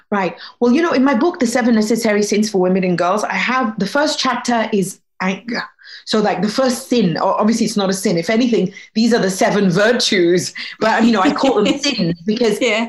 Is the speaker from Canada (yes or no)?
no; Egypt; I was born in Egypt